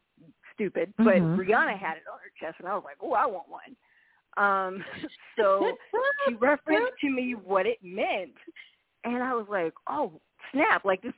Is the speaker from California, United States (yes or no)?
yes; San Jose, California, United States; now in Reno, United States; I'm from Northern California, San Jose